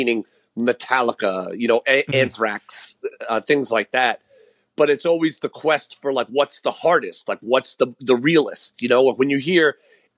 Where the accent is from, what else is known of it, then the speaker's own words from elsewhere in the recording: New York City, New York, United States; I grew up in Queens, New York